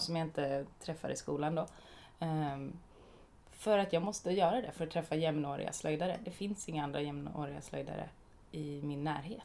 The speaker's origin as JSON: {"language": "Swedish", "region": "Småland", "country": "Sweden", "said": "eftersom att jag är från Småland och lite snål"}